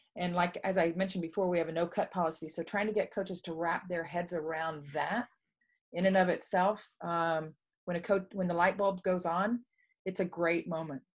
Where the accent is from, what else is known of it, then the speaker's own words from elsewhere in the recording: Dallas, Texas, United States; I grew up in Dallas, Texas